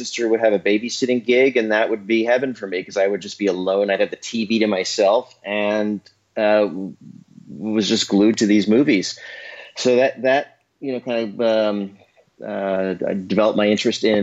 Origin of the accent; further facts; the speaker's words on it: New York City, New York, United States; I grew up in New York City